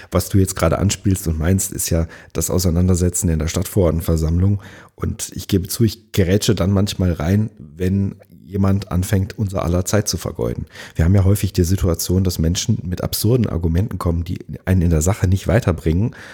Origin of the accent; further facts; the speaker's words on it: Langenhain, Hesse, Germany; now in Marxheim, Germany; Ich bin in Langenhain aufgewachsen und groß geworden und ähm, bin dann später in die Kernstadt gezogen und wohne jetzt in Marxheim